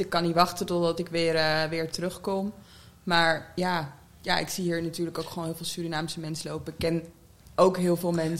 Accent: The Hague, South Holland, Netherlands; dan ben ik een echte Hagenees

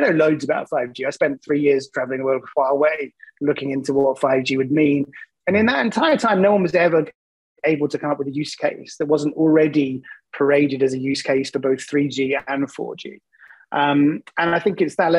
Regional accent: England, United Kingdom; accent: English; I'm English, which means I have an accent that people find to be compelling

